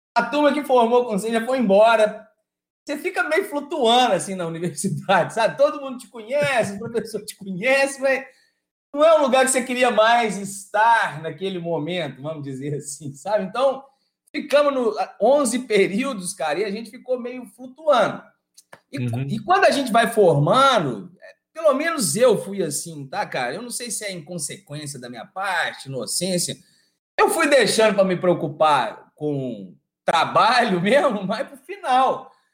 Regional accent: Araxá, Minas Gerais, Brazil; moved away as an adult; also born or lived in Uberlândia / Ouro Preto; eu sou do interior, de Araxá

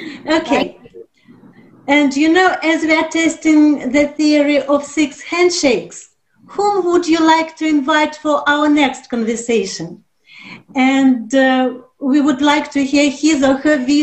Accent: Russia; I'm from Russia.

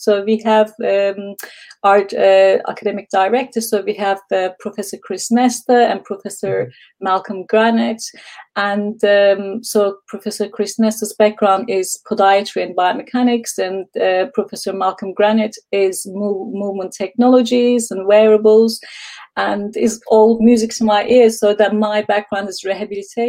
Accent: Istanbul, Turkey; moved away as an adult; now in United Kingdom; I'm from Istanbul, Turkey. And then 21 years ago, I came to UK

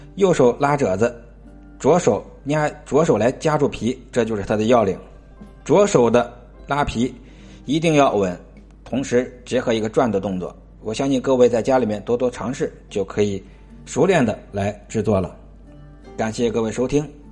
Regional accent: Tianjin, China; 我们老家天津的一个属于天津三绝之一吧

